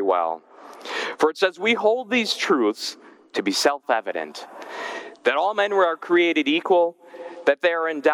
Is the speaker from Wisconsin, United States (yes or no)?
yes; Germantown, Wisconsin, United States; my home church growing up in Germantown, Wisconsin